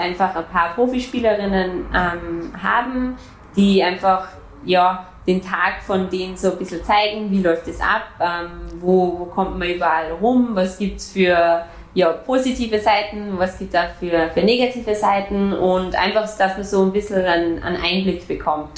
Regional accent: Austria; also born or lived in Germany; now in Frankfurt, Germany; bei uns in Österreich

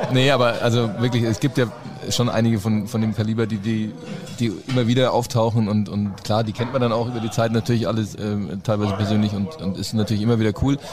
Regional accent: Germany; Als Deutscher

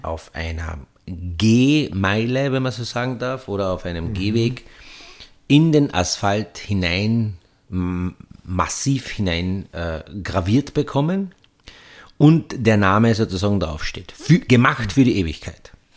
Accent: Petzen area, Carinthia, Austria; der Skiverein, wo ich aufgewachsen bin, der SC Petzen

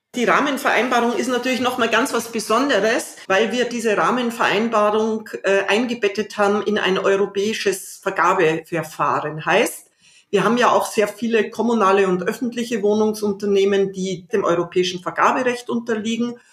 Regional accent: Salzburg, Austria; born or raised there; now in Berlin, Germany

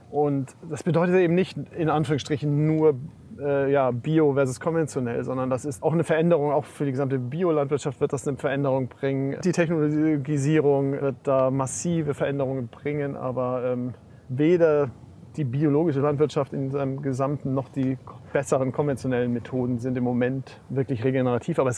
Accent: Bavaria, Germany; wie gesagt, ich komme aus Bayern

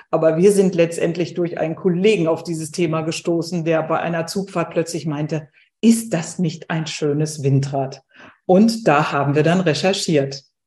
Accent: Ruhr area, North Rhine-Westphalia, Germany; Ich komme jetzt aus dem Ruhrgebiet

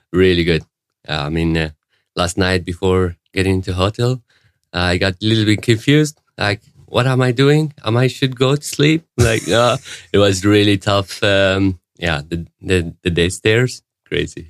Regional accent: Syria; moved away as an adult; also born or lived in Germany; now in Sweden; I come from uh, Syria originally. I was born there and raised up.

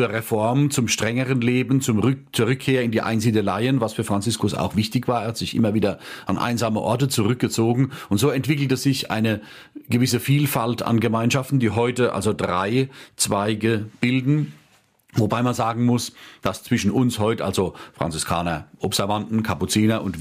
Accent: Rhineland-Palatinate, Germany; Sieben Kilometer von meinem Heimatort entfernt ist ein Konvent meiner Mitbrüder bis heute in Oggersheim bei Ludwigshafen am Rhein.

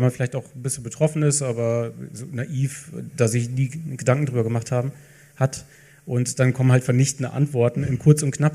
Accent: Lower Saxony, Germany; moved away as an adult; now in Franconia, Germany; Niedersachsen, ich bin zugereist, aber ich, wenn ich jetzt rechne, nächstes Jahr bin ich länger hier als in Niedersachsen.

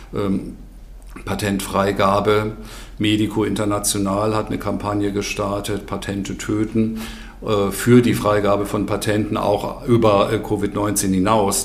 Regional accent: Germany; bei uns in Deutschland

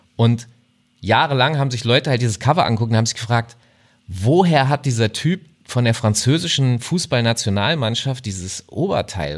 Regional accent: Hanover, Lower Saxony, Germany; ich komme aus Hannover

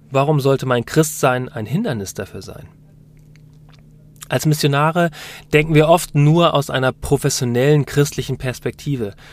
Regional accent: United Kingdom; born there; Wir sind beide in Großbritannien geboren.

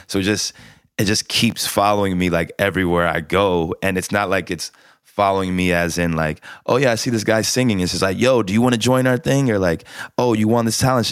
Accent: Columbus, Ohio, United States; I grew up in Columbus, Ohio

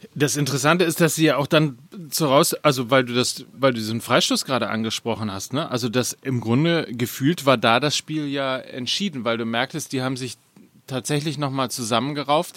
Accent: Hamburg, Germany; Ich als Hamburger

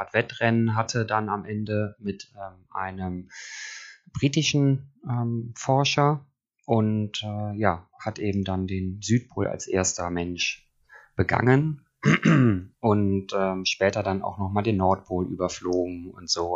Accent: Cologne, North Rhine-Westphalia, Germany; also born or lived in Eifel; now in Bergisch Gladbach, Germany; momentan ist es Bergisch Gladbach, aufgewachsen in Köln und der Eifel.

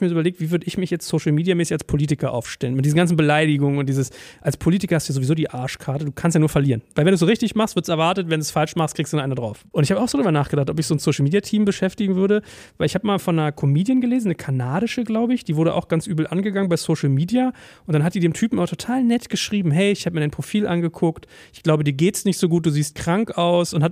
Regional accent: Berlin, Germany; born or raised there

